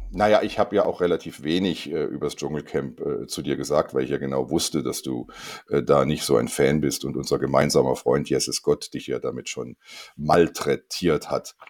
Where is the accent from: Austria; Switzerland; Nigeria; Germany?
Switzerland; Rheinfelden, Aargau; ich bin in Rheinfelden aufgewachsen